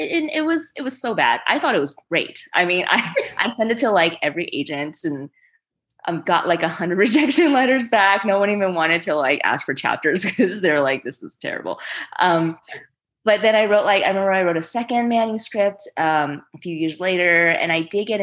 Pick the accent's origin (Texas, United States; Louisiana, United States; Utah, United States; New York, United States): Louisiana, United States; New Orleans; English is a second language; also born or lived in China; I moved to the States when I was five from China and settled with my parents in Louisiana, in New Orleans. And I didn't know English yet